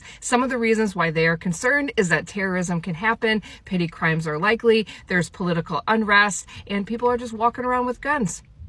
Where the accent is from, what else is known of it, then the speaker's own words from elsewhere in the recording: United States; now in New Zealand; I'm in New Zealand as an American